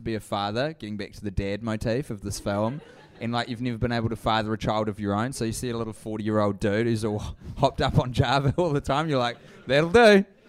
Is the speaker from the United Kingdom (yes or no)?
no; New Zealand; hey, this is me, I'm from New Zealand, I do comedy and I do this podcast